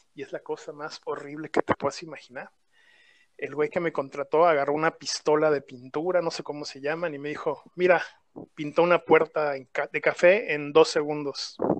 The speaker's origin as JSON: {"language": "Spanish", "country": "Mexico", "also_born_or_lived": "Toronto", "said": "yo ese día decidí regresarme a México"}